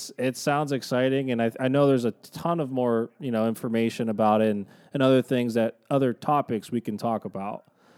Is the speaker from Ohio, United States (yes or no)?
yes; Youngstown, Cleveland, Northeast Ohio, United States; now in Columbus, United States; We're from Northeast Ohio, Youngstown, Cleveland, which is we consider one of the bocce meccas in the country